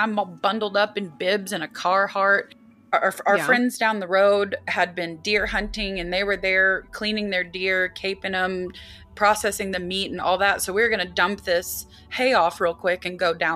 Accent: United States; as an American and as someone who lived in a state

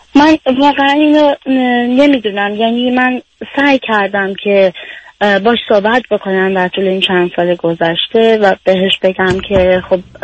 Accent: Iran; moved away; سیستمی که ما تو ایران باش بزرگ شدیم

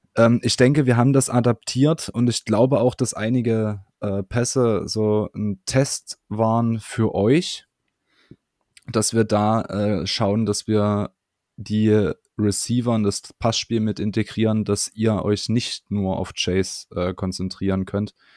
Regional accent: Germany; wir als Deutsche

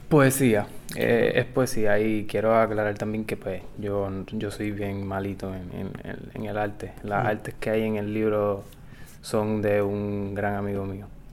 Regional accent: Guayanilla, Puerto Rico; now in Mayagüez, Puerto Rico; Yo, yo soy del sur de Guayanilla, nacido allá

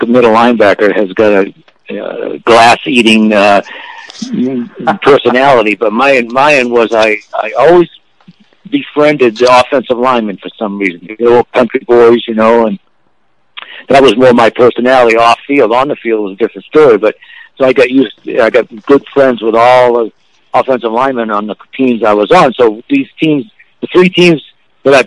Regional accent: Massachusetts, United States; I grew up in Massachusetts.

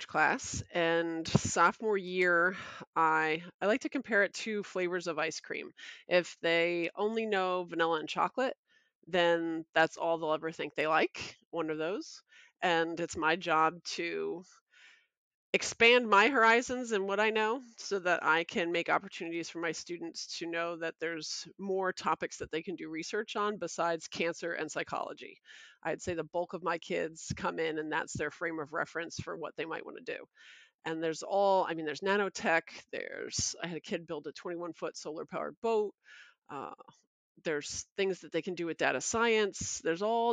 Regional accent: Toms River, New Jersey, United States; also born or lived in Brooklyn, New York; I started off K through 12 in Toms River. I was born in Brooklyn and then we moved down here.

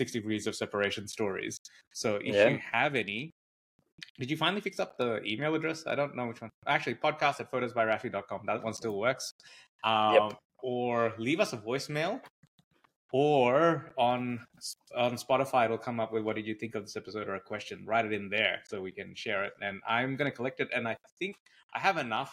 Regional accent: Gold Coast, Queensland, Australia; moved away as an adult; now in Melbourne, Australia; we grew up in the Gold Coast, and I've been in Melbourne for like, what, 20 years or something

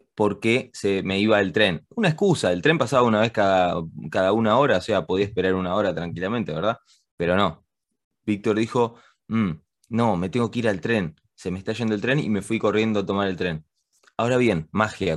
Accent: Argentina; moved away; also born or lived in Spain / England; yo nací acá en Argentina y después me fui a vivir con mi familia a España.

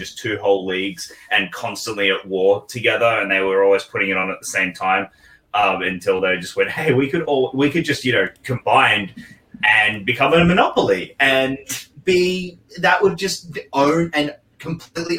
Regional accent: Australia; a real Australian, will call them shrimp. We do not call them shrimp

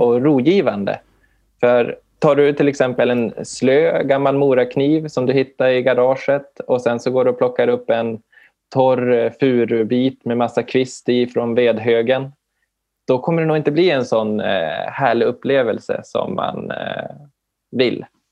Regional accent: Umeå, Västerbotten County, Sweden; jag är ifrån Umeå-trakten

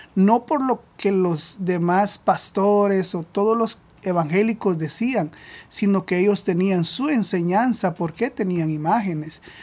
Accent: Guatemala; moved away as an adult; now in Providence, United States; nosotros somos de Guatemala

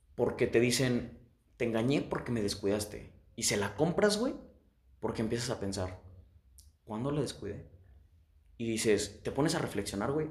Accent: Guanajuato, Mexico; Yo soy de Guanajuato

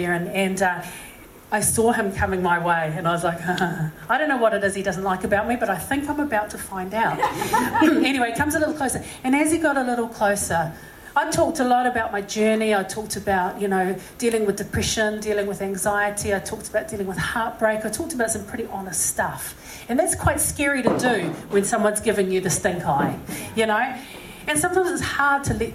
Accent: Auckland, New Zealand; also born or lived in Massey; I said, Auckland

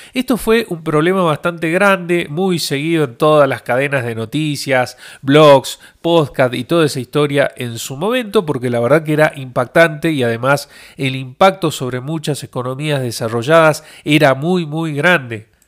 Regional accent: Argentina; soy de Argentina

